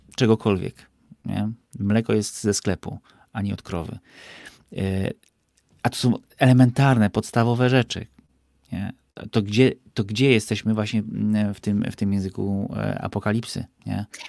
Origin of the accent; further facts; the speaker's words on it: Bieszczady, Subcarpathian Voivodeship, Poland; ja się wychowałem w Bieszczadach